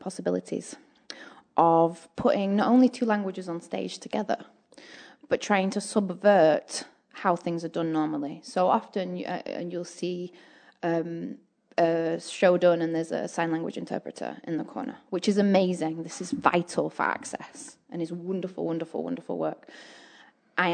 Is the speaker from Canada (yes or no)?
no; England, United Kingdom; now in New Zealand; I am from England